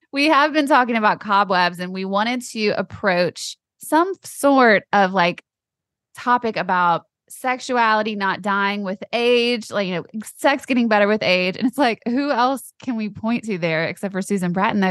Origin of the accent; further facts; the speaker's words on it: Louisiana, United States; I grew up in Louisiana